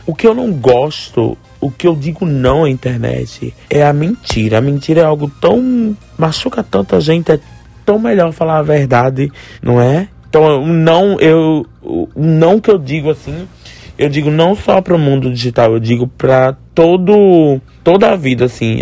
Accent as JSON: {"language": "Portuguese", "town": "Olinda", "region": "Pernambuco", "country": "Brazil", "tie": "born or raised there", "said": "Rio Doce, é onde eu fui criado, onde eu nasci"}